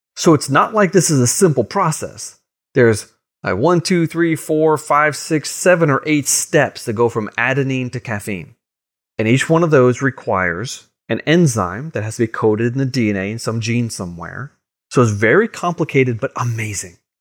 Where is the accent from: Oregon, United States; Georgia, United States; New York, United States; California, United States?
New York, United States; Long Island; growing up on Long Island in, in Boy Scouts